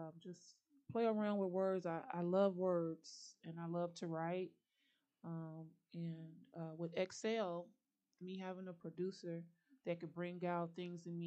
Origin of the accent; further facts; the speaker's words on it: Chicago, Illinois, United States; I'm from Chicago. I represent the whole thing.